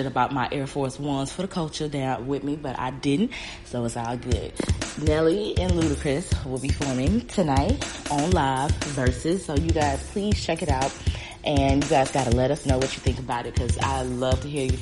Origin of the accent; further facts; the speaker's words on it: the South, United States; growing up in the South